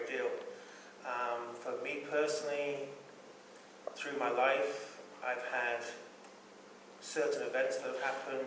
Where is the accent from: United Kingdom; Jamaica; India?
United Kingdom; moved away as an adult; now in St. Paul, United States; I'm British